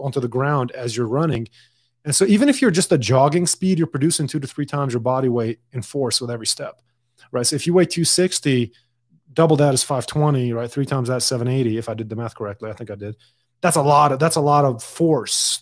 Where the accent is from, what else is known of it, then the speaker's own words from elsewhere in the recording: Dubai, United Arab Emirates; also born or lived in Lebanon; now in United States; I was born and raised in Dubai